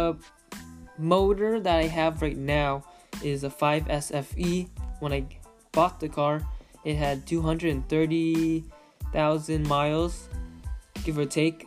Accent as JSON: {"language": "English", "town": "Manchester", "region": "Connecticut", "country": "United States", "tie": "born or raised there", "also_born_or_lived": "West Hartford, Connecticut", "moved": "as an adult", "lives_now": "California, United States", "said": "I'm originally from Connecticut. I was raised in Manchester, Connecticut, and then moved to West Hartford, Connecticut, and then moved to California 7 years ago."}